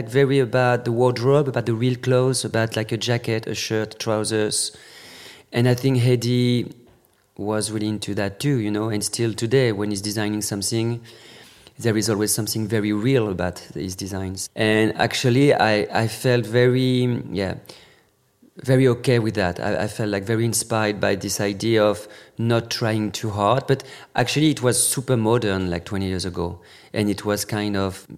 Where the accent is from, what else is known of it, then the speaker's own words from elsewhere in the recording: Normandy, France; English is a second language; moved away as an adult; now in Paris, France; Born and raised in Normandy